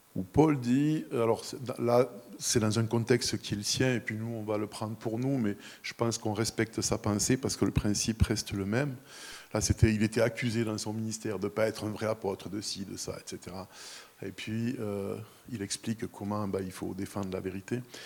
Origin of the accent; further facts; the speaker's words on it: near the Camargue, Provence-Alpes-Côte d'Azur, France; moved away; je suis né, j'ai grandi à quelques kilomètres de la Camargue